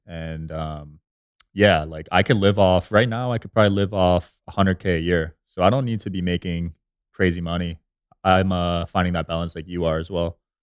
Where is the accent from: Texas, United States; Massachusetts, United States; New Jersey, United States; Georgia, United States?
New Jersey, United States; moved away as an adult; also born or lived in Los Angeles; now in Las Vegas, United States; I grew up in Jersey